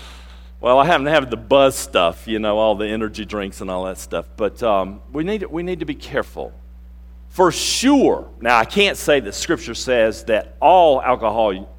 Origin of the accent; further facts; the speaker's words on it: North Carolina, United States; moved away; I grew up in North Carolina.